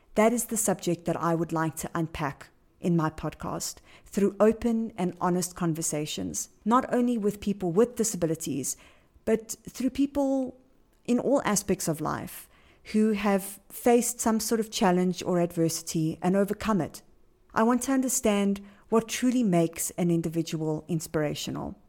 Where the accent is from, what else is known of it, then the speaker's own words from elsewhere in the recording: Johannesburg, Gauteng, South Africa; I am from Johannesburg, South Africa.